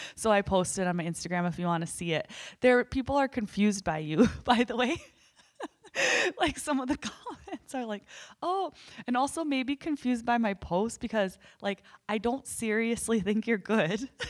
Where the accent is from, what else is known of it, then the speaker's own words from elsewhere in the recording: North Dakota, United States; we're from North Dakota